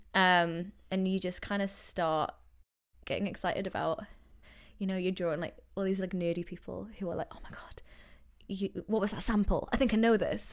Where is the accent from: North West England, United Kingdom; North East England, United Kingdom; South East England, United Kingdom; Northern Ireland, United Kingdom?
North East England, United Kingdom; Newcastle upon Tyne; moved away as an adult; also born or lived in London; now in Vancouver, Canada; I'm from Newcastle, north of England, as you know, northeast, and I moved out here five years ago